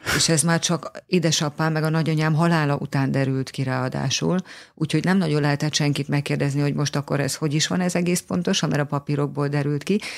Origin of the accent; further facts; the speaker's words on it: Hungary; tüke magyar vagyok